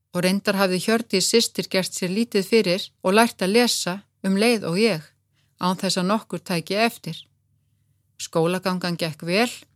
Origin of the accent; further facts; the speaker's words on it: Kópavogur, Capital Region, Iceland; Við sýstur ölumst upp í Kópavogi